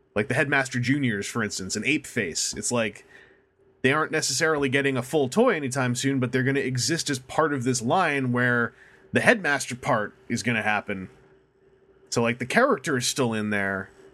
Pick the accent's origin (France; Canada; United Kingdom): Canada; accent: Canadian